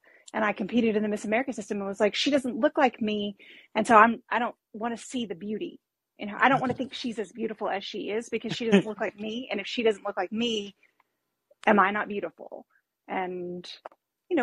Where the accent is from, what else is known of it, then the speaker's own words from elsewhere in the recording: Arkansas, United States; growing up in Arkansas, there's always been a much, much smaller Black population